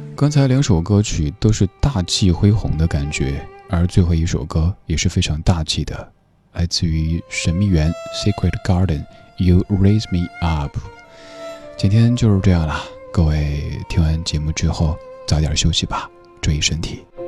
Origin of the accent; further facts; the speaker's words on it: Sichuan, China; accent: Sichuan; 用我家乡人、四川人的口音来念，应该就是“大富法